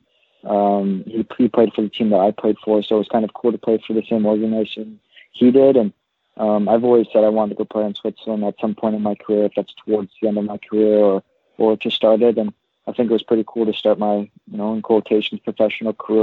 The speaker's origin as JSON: {"language": "English", "town": "Pickering", "region": "Ontario", "country": "Canada", "said": "I'm from Pickering, Ontario, up here in Toronto"}